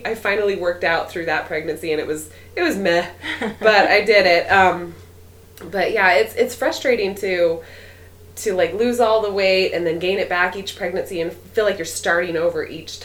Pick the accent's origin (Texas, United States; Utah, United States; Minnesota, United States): Utah, United States; Orem; I grew up in Orem, just right around the corner